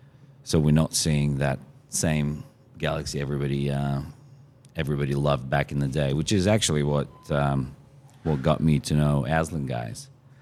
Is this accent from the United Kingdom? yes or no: no; Australia; I'm from Australia, right? So we can start drinking at 18.